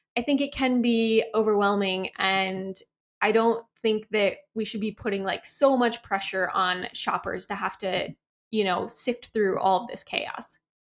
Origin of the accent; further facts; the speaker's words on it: Midwest, United States; moved away; also born or lived in San Diego; we're both from the Midwest